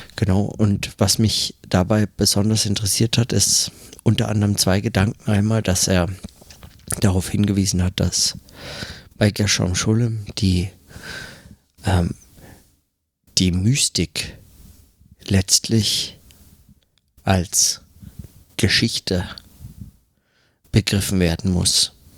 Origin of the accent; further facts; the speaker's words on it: Germany; now in New York, United States; bei uns in Deutschland